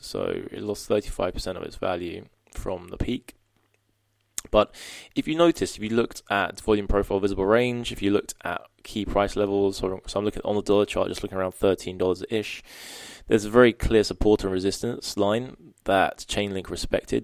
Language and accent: English; United Kingdom; being a Brit